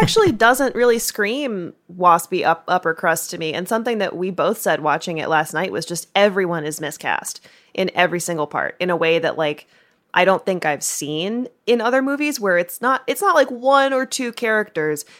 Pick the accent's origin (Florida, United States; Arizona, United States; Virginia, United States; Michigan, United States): Virginia, United States; I'm from Virginia, a different part of the South